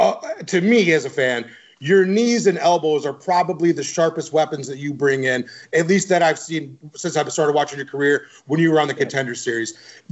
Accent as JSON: {"language": "English", "region": "Midwest", "country": "United States"}